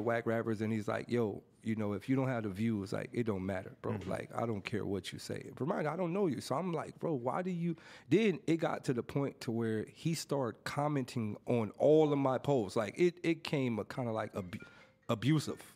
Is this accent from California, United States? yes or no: yes; Los Angeles, California, United States; throughout my whole growing up in Watts